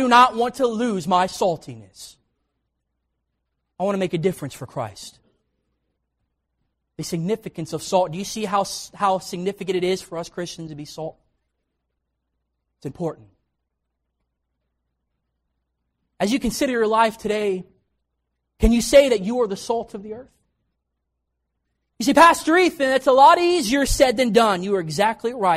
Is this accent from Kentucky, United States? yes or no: yes; Kentucky, United States; also born or lived in Knoxville, Tennessee; I was born in Knoxville, Tennessee, but I actually grew up in Kentucky, and my dad pastored there